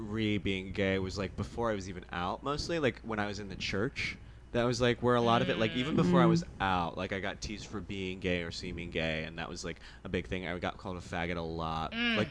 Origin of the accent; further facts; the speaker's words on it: Illinois, United States; now in New York, United States; Right outside Chicago, suburbs.